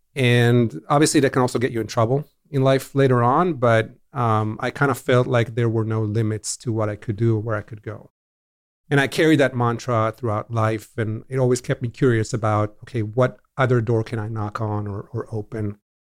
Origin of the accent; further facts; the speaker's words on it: Israel; growing up in Israel in the seventies